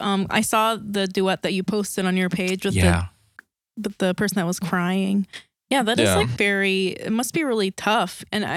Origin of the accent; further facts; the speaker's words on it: South Korea; I grew up in Korea, like from my early childhood